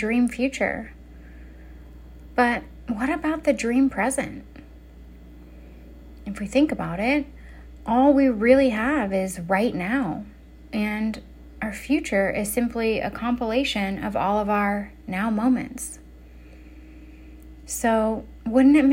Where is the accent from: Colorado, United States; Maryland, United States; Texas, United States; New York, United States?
Colorado, United States; Denver; now in California, United States; Denver is my hometown. It's where I'm from. It's where I lived before I moved to California